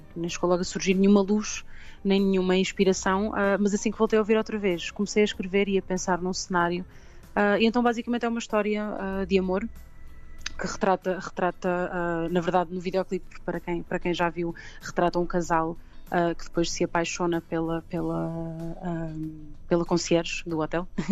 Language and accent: Portuguese; Pombal, Centro, Portugal; also born or lived in London; comecei muito cedo em Pombal, uh, de onde eu sou